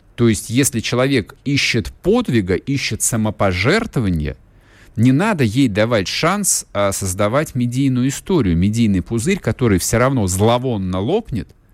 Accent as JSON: {"language": "Russian", "country": "Russia", "said": "у нас на родине жизнь потихонечку меняется"}